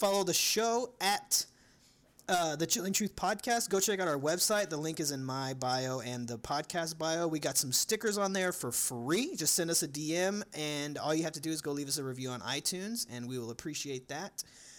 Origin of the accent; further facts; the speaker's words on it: Louisiana, United States; I am from, or I was born in Louisiana.